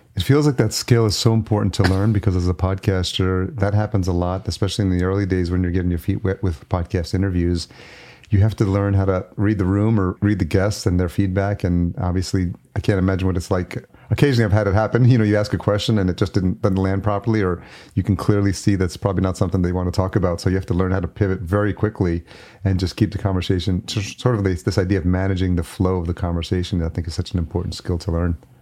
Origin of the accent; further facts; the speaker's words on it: Yonkers, New York, United States; also born or lived in El Salvador / Los Angeles; now in Minneapolis, United States; I was born in El Salvador, so I came here when I was a year old, but I was raised in New York